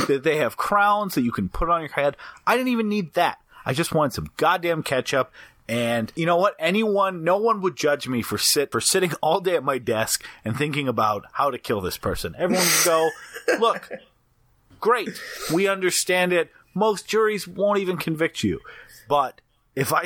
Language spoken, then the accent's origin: English; Midwest, United States; growing up in the Midwest